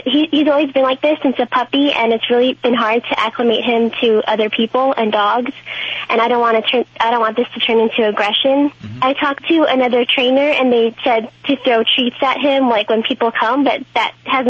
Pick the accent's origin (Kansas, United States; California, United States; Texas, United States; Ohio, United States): California, United States; Los Angeles; Yeah, I'm from L.A.